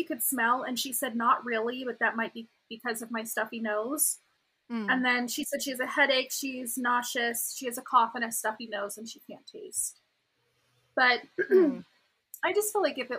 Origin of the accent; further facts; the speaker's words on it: Las Vegas, Nevada, United States; now in Colorado, United States; I'm from Vegas.